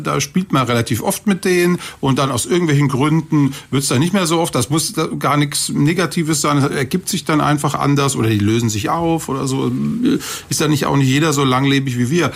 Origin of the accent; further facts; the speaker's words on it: Kaiserslautern, Rhineland-Palatinate, Germany; also born or lived in Cologne; Ich bin zwar gebürtiger Kölner, aber ich bin aufgewachsen in der Pfalz in Kaiserslautern